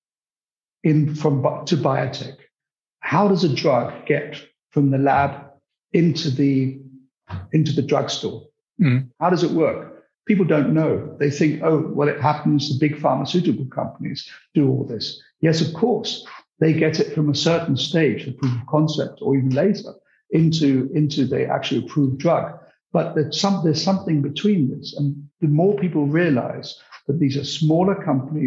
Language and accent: English; United Kingdom; accent: British; I'm British, as you can hear from my accent, possibly, although my roots are very Central European